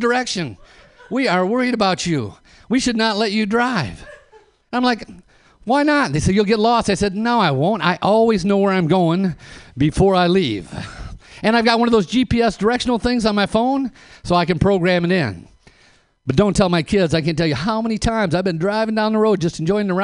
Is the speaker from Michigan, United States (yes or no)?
yes; Flint, Michigan, United States; I'm from Flint, Michigan